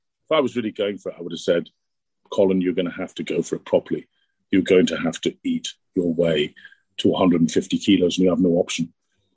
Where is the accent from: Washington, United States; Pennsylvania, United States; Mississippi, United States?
Pennsylvania, United States; DuBois; I grew up in Pennsylvania. I was in the bowling league there as well.